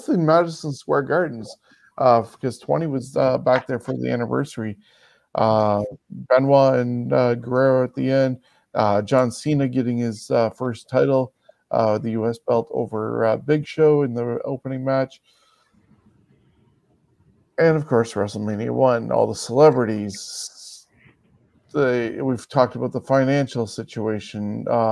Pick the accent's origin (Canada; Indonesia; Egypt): Canada; as a Canadian